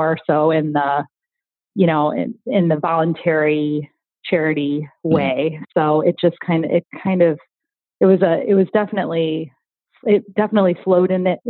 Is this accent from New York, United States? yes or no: no; Riverside, Illinois, United States; I grew up in Riverside, so haven't moved